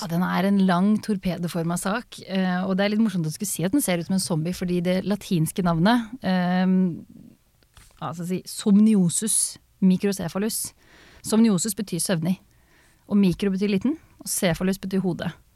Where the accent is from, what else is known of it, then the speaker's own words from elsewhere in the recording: Østfold, Norway; jeg er fra Østfold, så vi har det i kulturarven vår